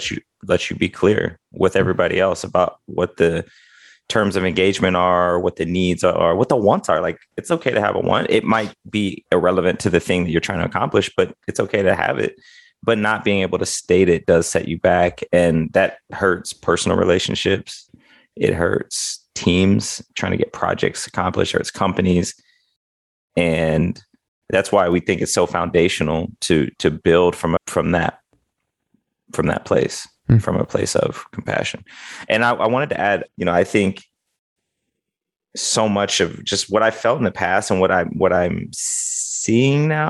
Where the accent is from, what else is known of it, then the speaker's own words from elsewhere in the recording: Midwest, United States; I was raised in the Midwest